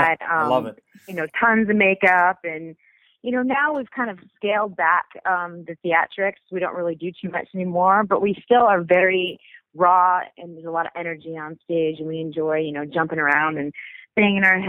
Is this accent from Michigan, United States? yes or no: yes; Detroit, Michigan, United States; I grew up in Detroit